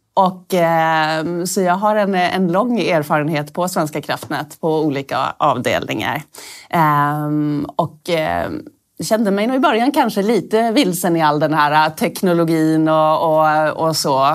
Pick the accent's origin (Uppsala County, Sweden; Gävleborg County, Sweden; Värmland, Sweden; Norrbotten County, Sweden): Norrbotten County, Sweden; moved away; also born or lived in Stockholm; jag är från Norrbotten